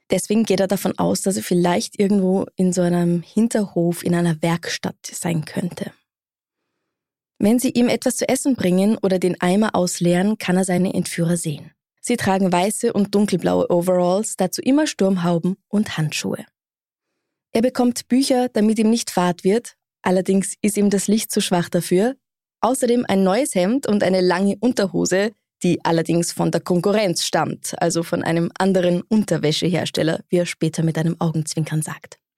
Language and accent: German; Bad Gastein, Salzburg, Austria; Ich komme aus Gastein.